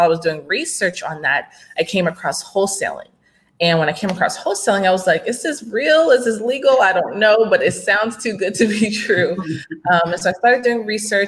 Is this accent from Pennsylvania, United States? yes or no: no; Gilbert, Arizona, United States; moved away as an adult; now in Dallas, United States; I'm actually from Arizona. I grew up in Gilbert, Arizona